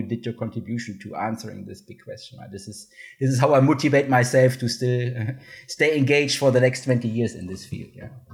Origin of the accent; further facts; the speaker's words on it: Cologne, North Rhine-Westphalia, Germany; moved away; I'm from Cologne, Germany originally